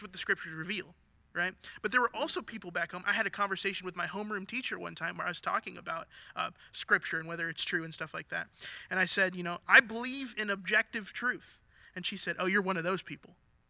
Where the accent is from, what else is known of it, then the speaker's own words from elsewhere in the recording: Minnesota, United States; now in Clarksville, United States; I grew up in Minnesota, and Minnesota leans pretty liberal. But there's this my hometown had 8 Lutheran churches for 18,000 people.